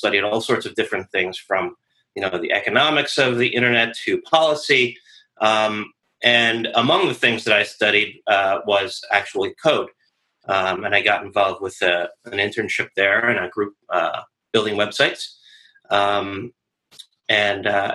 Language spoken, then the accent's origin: English; Rochester, New York, United States; moved away as an adult; now in Annandale, Virginia, United States; I am originally from Western New York, Rochester, New York, and I came to DC about 20 years ago